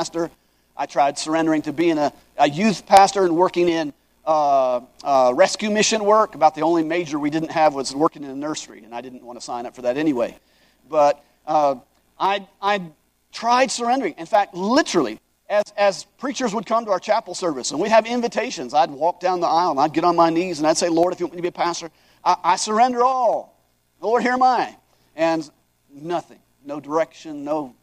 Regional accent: Hawaii, United States; I grew up in Hawaii

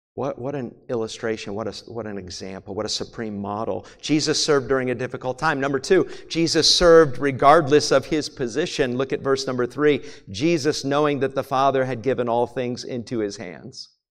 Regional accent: New England, United States; also born or lived in Maine / New Hampshire; When I was a kid growing up in New England, I grew up in Maine and New Hampshire

